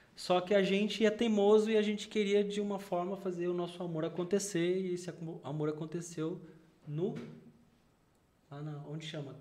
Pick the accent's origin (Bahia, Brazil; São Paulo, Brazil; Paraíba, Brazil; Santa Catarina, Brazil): São Paulo, Brazil; eu sou paulistano.